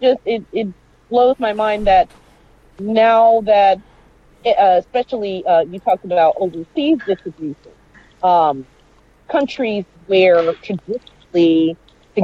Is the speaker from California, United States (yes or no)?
no; New York, United States; growing up in New York